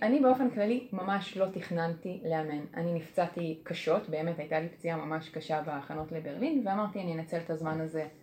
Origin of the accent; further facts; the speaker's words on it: Kfar Saba, Central District, Israel; אני מכפר סבא